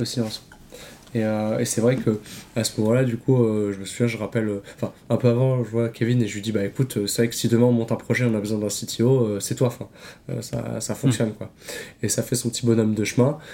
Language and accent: French; Vitré, Brittany, France; originaire de, Vitré aussi